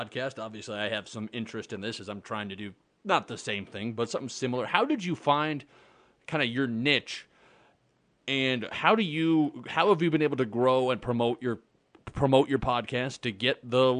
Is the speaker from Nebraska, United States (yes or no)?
yes; near Omaha, Nebraska, United States; moved away as an adult; now in Aberdeen, United States; I grew up right next to Omaha.